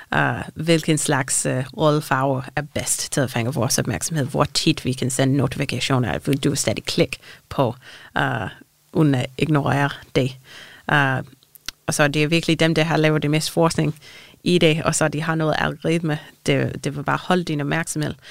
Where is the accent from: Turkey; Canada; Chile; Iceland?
Canada; Danish is a second language; moved away as an adult; now in Denmark; jeg er ikke dansker, jeg kommer fra Canada, så mine forældre er i Canada.